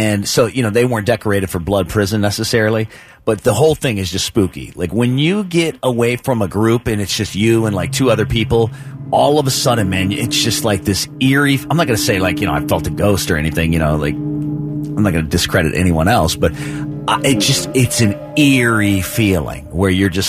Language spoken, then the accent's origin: English; Portsmouth, Ohio, United States; my people in Portsmouth